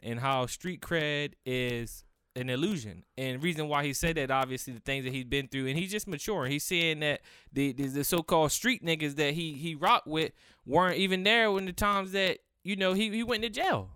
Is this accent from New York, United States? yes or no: no; Cambridge, Maryland, United States; I'm from Cambridge, Maryland